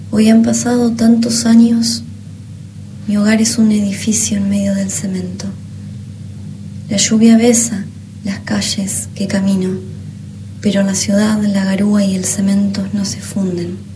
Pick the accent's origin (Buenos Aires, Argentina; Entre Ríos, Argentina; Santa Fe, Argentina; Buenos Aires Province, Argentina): Entre Ríos, Argentina; Gualeguay; born there; Nací en Gualeguay, Entre Ríos, hace 27 años.